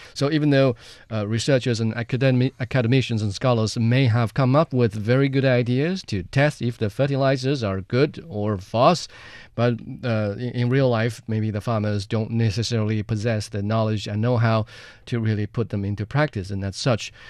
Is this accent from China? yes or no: yes; Jiangxi, China; my hometown, Jiangxi Province